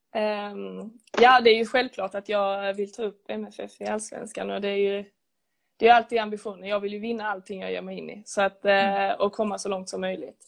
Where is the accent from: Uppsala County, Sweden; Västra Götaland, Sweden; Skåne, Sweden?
Skåne, Sweden; Lödde; moved away as an adult; now in Lund, Sweden; jag är från Lödde från början